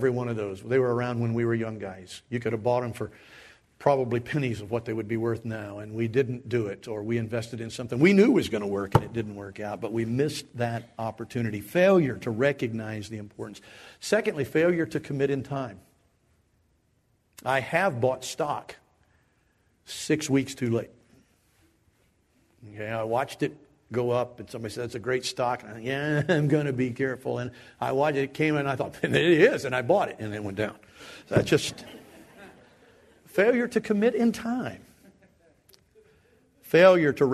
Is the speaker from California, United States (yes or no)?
no; Dayton, Ohio, United States; I grew up in the Dayton area